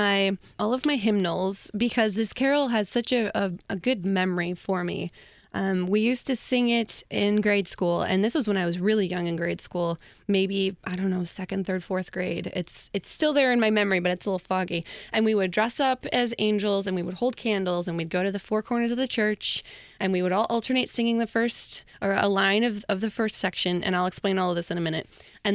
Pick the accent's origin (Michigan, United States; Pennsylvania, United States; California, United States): Michigan, United States; Dearborn; I grew up at Emmanuel in Dearborn.